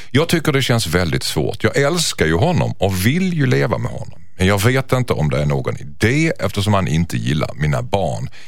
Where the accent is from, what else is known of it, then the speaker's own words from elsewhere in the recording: Skåne, Sweden; accent: Scanian (skånska); jag och Jossan har en liten beef om att hon härmar min skånska.